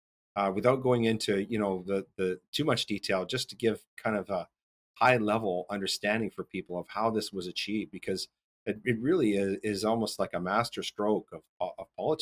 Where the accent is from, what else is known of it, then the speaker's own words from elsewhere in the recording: Cold Lake, Alberta, Canada; my hometown of Cold Lake.